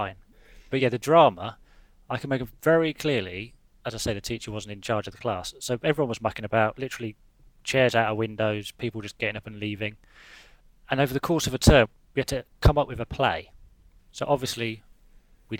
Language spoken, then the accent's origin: English; Leicester, East Midlands, United Kingdom; also born or lived in Hoo, Kent; I went to school in a little village called Hoo, H-O-O-O. But I grew up in Leicester in the late '80s, early '90s